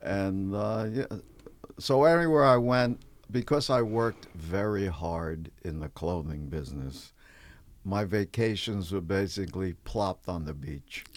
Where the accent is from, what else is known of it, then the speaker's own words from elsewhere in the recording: New York City, New York, United States; moved away as an adult; also born or lived in Peoria, Illinois; now in Los Angeles, United States; I'm from New York